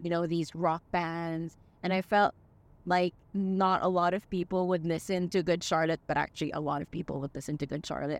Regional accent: Dubai, United Arab Emirates; We're from Dubai

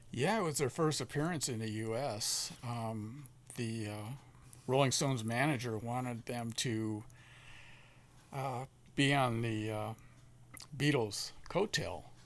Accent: San Bernardino, California, United States; I was born in San Bernardino.

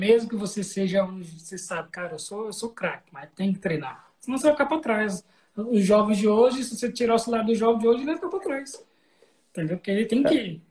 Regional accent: São Paulo, Brazil; also born or lived in Cuiabá, Mato Grosso; Eu nasci em Cuiabá. Mas também cresci em São Paulo, então, né, sou paulista cuiabano

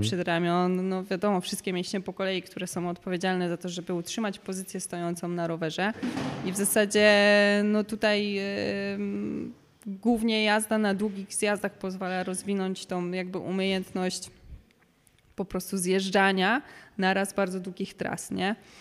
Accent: Kielce, Świętokrzyskie Voivodeship, Poland; moved away as an adult; also born or lived in Warsaw; do Kielc, do mojego, mojego rodzinnego miasta

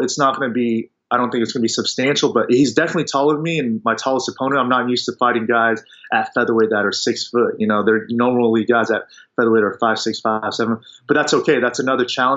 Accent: Kansas, United States; moved away as an adult; my hometown, Kansas. I'm from Kansas.

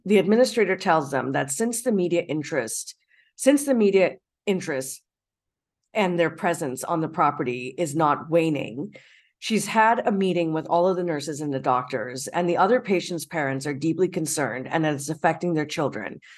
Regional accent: Canada; as a Canadian

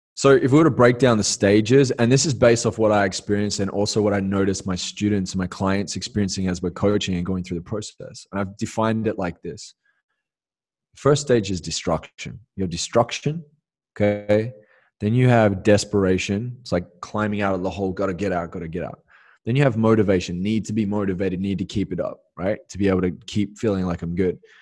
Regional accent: Perth, Western Australia, Australia; moved away as an adult; going back to Australia and just hitting the reset, getting grounded back in my hometown in Perth

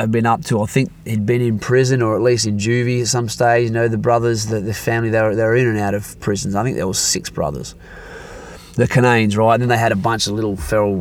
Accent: Perth, Western Australia, Australia; born or raised there

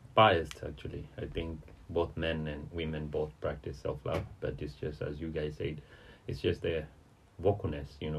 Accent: Tanzania; moved away as an adult; now in China; from the United Republic of Tanzania

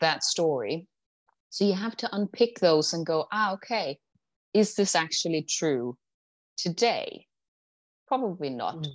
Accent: Denmark; moved away as an adult; also born or lived in London; when I was 18, I moved to London from Denmark

